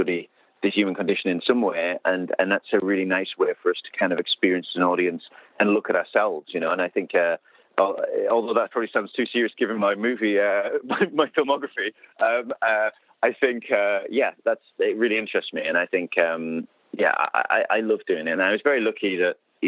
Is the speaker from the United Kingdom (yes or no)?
yes; United Kingdom; I'm British.